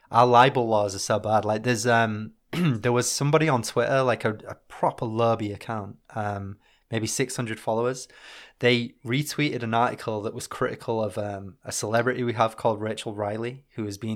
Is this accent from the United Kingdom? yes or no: yes; Northern England, United Kingdom; being British and Northern